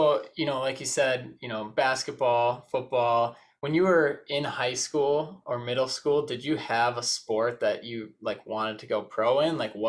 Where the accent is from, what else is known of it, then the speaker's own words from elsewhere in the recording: Detroit Lakes, Minnesota, United States; And I grew up in Detroit Lakes, Minnesota.